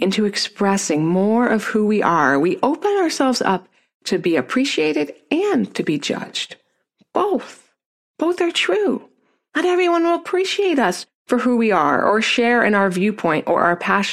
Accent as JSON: {"language": "English", "area": "Neptune, New Jersey", "region": "Pennsylvania", "country": "United States", "tie": "born or raised there", "said": "I grew up in Neptune, New Jersey, and I was the only white girl in my class for the first 4 years of school until I moved"}